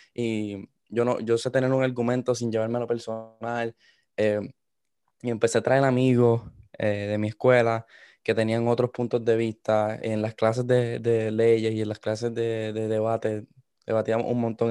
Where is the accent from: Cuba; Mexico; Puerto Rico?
Puerto Rico; moved away; also born or lived in Miami, United States; yo soy de Puerto Rico. Eh, me, crié mitad de mi vida en Puerto Rico, después pasé a los Estados Unidos, a, Miami.